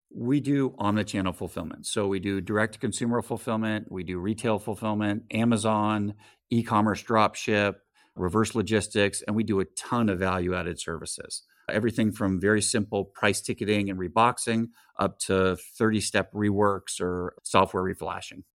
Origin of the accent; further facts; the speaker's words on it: California, United States; Grew up in California